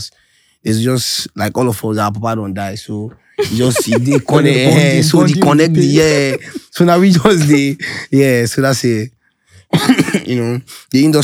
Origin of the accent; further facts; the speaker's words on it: Kano, Kano State, Nigeria; moved away; also born or lived in Kaduna; I grew up in the north. I stayed in Kano for a very long time. In fact, Kano is my home. Yeah. Okay. I grew up in Badawa.